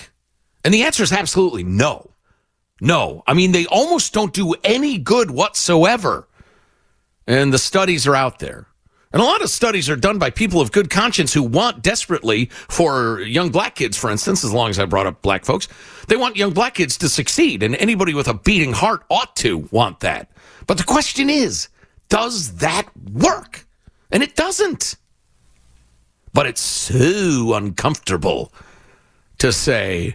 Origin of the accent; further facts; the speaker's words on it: Chicago, Illinois, United States; I grew up with it in Chicago